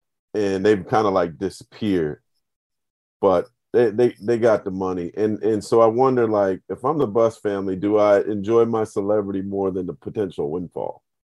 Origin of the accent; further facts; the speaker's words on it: San Jose, California, United States; I'm from Warriors San Jose too.